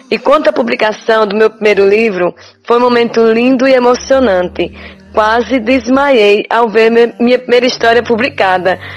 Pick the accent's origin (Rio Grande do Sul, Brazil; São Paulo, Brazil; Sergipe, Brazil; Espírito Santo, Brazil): Sergipe, Brazil; Estância; moved away as an adult; now in Aracaju, Brazil; Eu sou natural de Estância e vivi lá até os meus 20 anos de idade. E tem 34 anos que vivo em Aracaju. É, eu me sinto mais aracajuana do que estanciana.